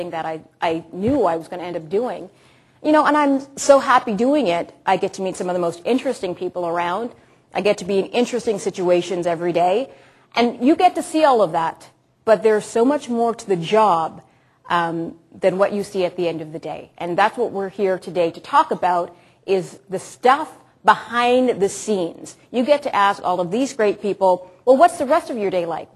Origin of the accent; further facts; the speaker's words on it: Toronto, Ontario, Canada; also born or lived in Ottawa; I grew up in Malvern.